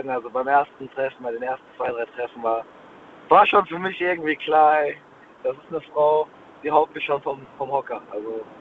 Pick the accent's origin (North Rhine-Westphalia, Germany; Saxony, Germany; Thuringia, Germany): North Rhine-Westphalia, Germany; Essen; genau, wir kommen nämlich beide ursprünglich aus Essen.